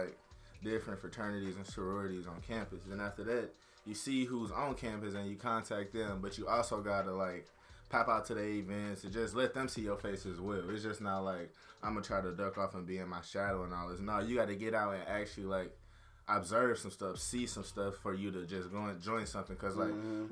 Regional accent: St. Louis, Missouri, United States; moved away as an adult; now in Warrensburg, United States; I'm from St. Louis

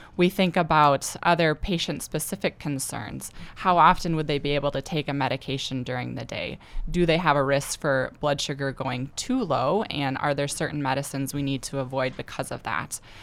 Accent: Gettysburg, South Dakota, United States; I'm from Gettysburg originally.

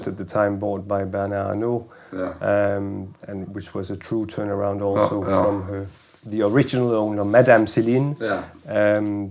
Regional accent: Denmark; moved away as an adult; also born or lived in Paris; I grew up in Denmark

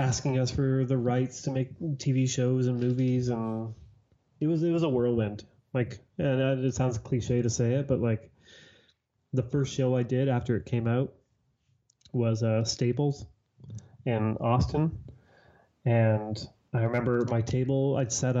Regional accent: Toronto, Ontario, Canada; I'm from Toronto

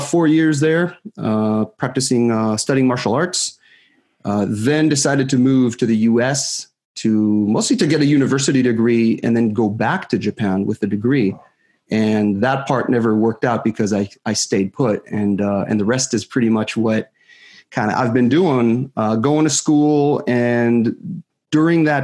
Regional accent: Northern District, Israel; I was born and raised in Israel.

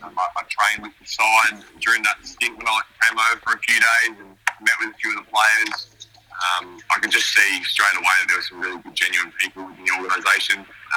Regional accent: Melbourne, Victoria, Australia; moved away as an adult; now in Adelaide, Australia; Yeah, so I grew up in Essendon, so everyone's obviously familiar with the full team, so sort of inner suburbia and within the suburbs of Melbourne

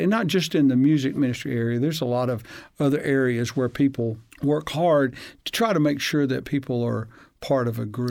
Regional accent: Huntsville, Alabama, United States; I grew up in Hansville, Alabama

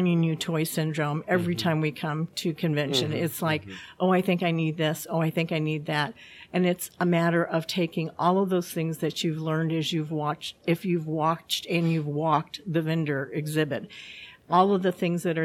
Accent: Edwardsville, Illinois, United States; I am from Edwardsville, Illinois.

